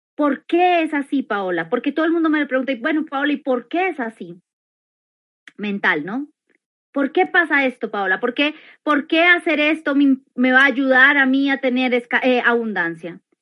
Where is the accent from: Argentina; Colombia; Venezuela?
Colombia; aquí en Colombia, porque yo soy colombiana